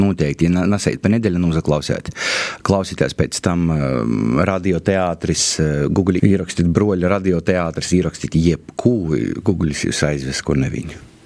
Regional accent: Kārsava, Latgale, Latvia; accent: Latgalian; es esmu no Korsovas

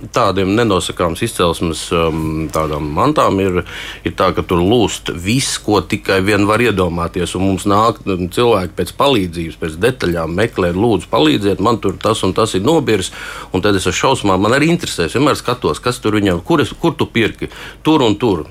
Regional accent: Latvia; es esmu no Latvijas

